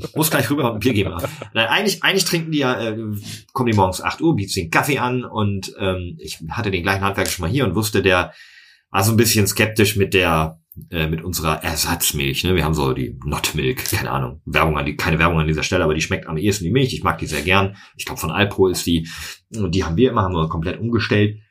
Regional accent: North Rhine-Westphalia, Germany; rund um mein Heimatdorf

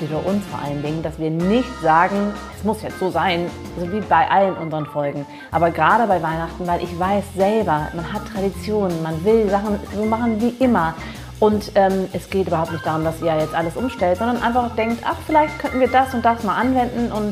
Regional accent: Germany; ich bin ja auch in Deutschland groß geworden

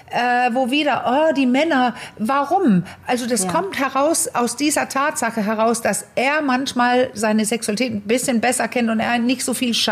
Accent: Denmark; German is a second language; aber ich kannte die als Dänin, dass es so Filme gibt.

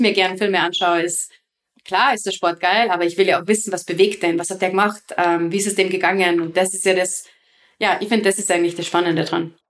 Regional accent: Salzburg, Austria; bei uns in Salzburg

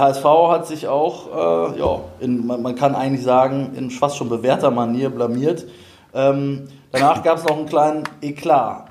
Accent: Duisburg, North Rhine-Westphalia, Germany; ich komme ja da aus der Ecke

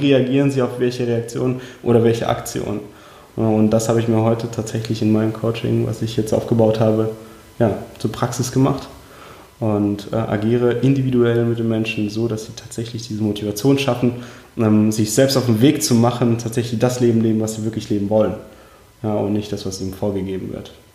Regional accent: Heidelberg, Baden-Württemberg, Germany; German is a second language; also born or lived in Uzbekistan; aufgewachsen bin ich in schönen Heidelberg unten im Süden Deutschlands. Und ursprünglich geboren tatsächlich in Usbekistan

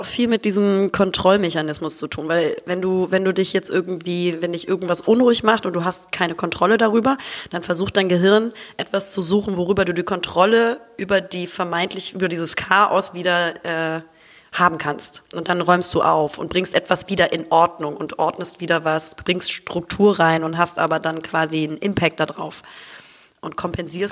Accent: Hamburg, Germany; now in Düsseldorf, Germany; lebe momentan äh, in Düsseldorf, bin aber eigentlich gebürtig aus Hamburg

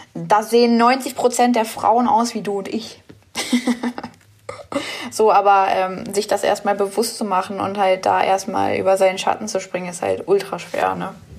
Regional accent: Braunschweig, Lower Saxony, Germany; Ich komme aus Braunschweig

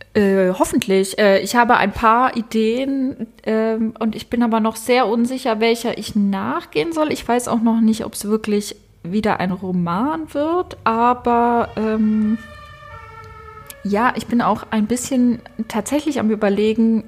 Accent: Basel, Basel-Stadt, Switzerland; moved away as an adult; now in Berlin, Germany; ich komme aus Basel

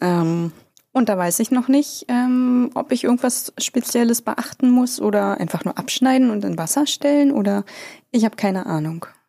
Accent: Bad Saarow, Brandenburg, Germany; moved away; Ich bin ja in Bazzaro geboren

